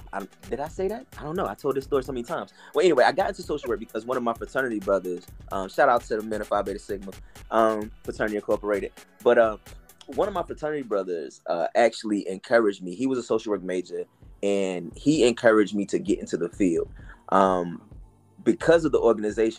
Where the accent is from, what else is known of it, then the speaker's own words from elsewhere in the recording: Fayetteville and Wilmington, North Carolina, United States; also born or lived in Atlanta, Georgia; now in Charlotte, United States; growing up in Atlanta, growing up between Fayetteville and Wilmington, North Carolina, which is where my maternal family is from, where I lived, growing up till I moved to Charlotte